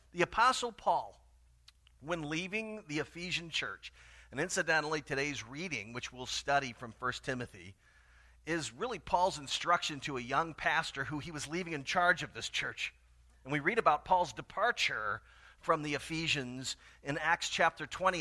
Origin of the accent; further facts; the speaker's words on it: Tallahassee, Florida, United States; moved away; my hometown of Tallahassee, Florida